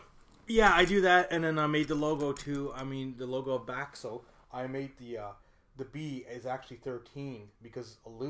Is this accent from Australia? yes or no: no; Hungary; now in Canada; I am from Hungary, people.